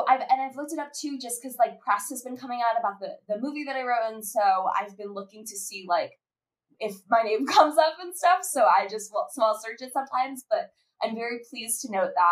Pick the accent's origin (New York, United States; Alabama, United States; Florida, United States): Florida, United States; South; we were, you know, Jewish girls growing up in South Florida